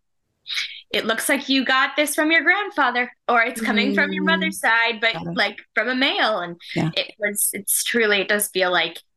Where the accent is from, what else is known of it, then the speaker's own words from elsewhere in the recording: India; moved away; I am Indian. I was born in India, actually.